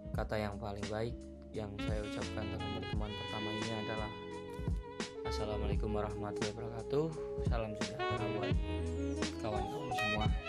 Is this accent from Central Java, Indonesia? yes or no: yes; Pemalang, Central Java, Indonesia; moved away as an adult; now in Magelang, Indonesia; saya lahir di Pemalang, tapi sekarang ngekos di Magelang